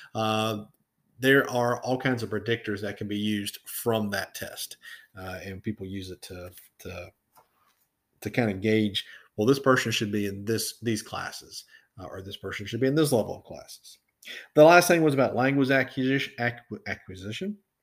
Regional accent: Florida, United States; moved away; when I go home to Florida, to my hometown

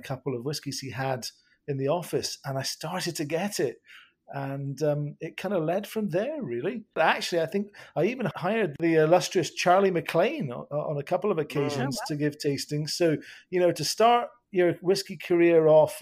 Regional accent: Edinburgh, Scotland, United Kingdom; I was born and raised in Edinburgh

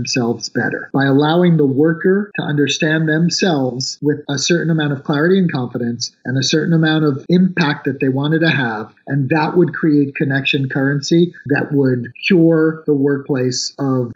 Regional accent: New York, United States; moved away; I am a New Yorker. I grew up kind of as a poor kid in New York

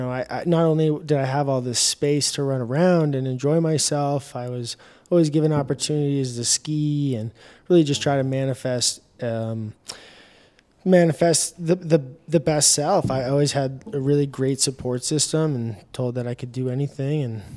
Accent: Reno, Nevada, United States; also born or lived in Truckee, California; I grew up around, the Reno, Tahoe area. I was born in Truckee. My family owns a cattle ranch just north of Reno, an hour and a half, and that's kind of my stomping grounds.

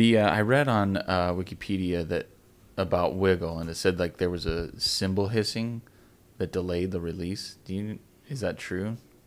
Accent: Carson City, Nevada, United States; I grew up in Carson City, and he was in Reno.

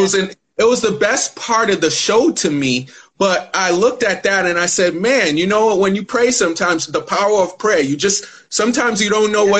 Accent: Ghana; I'm Ghanaian

